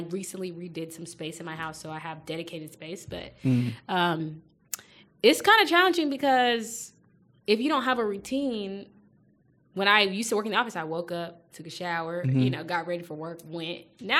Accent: Nigeria; being Nigerian and being in a Nigerian community

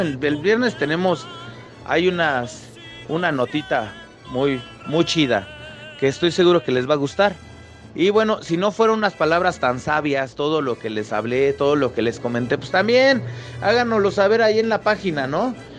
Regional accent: Mexico; soy mexicano.

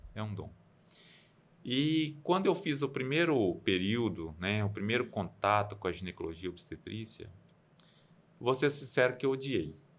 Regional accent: Campina Verde, Minas Gerais, Brazil; now in Unaí, Brazil; eu sou de Campina Verde, é Pontal do Triângulo, mas um pouquinho mais que é um distrito, Honorópolis

